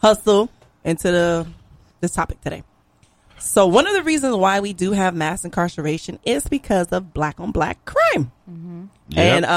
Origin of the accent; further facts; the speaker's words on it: Lake Worth, Florida, United States; I'm from Lake Worth, Florida